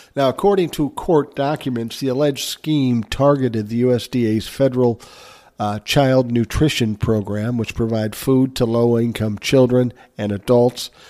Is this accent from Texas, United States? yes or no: no; Minnesota, United States; my home state of Minnesota